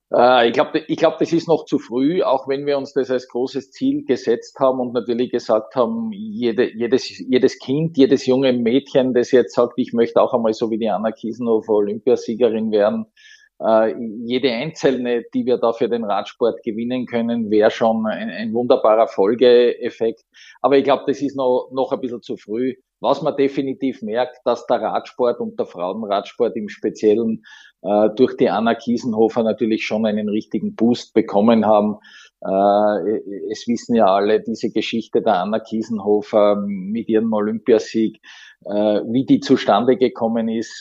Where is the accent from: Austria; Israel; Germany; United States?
Austria; Graz, Styria; meine Heimatstadt Graz